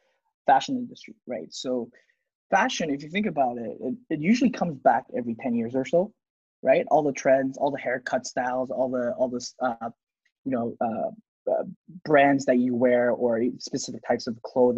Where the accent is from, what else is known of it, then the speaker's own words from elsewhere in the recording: South Korea; I'm from Korea